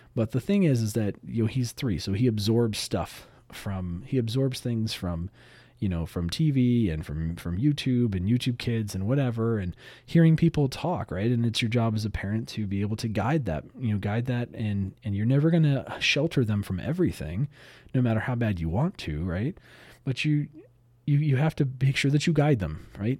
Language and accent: English; Southern California, United States; I grew up in Southern California.